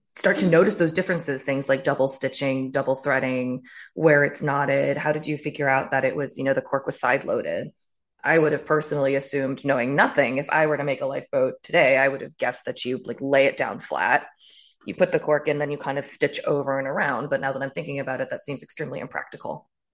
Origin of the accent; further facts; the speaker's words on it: Maryland, United States; I grew up in a far more, um, re, like, removed area in Maryland